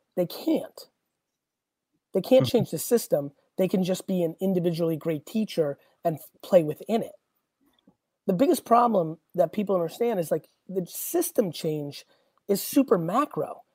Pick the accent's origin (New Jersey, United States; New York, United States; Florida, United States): New Jersey, United States; Edison; also born or lived in Hunterdon County, New Jersey; I would have went to J.P. Stevens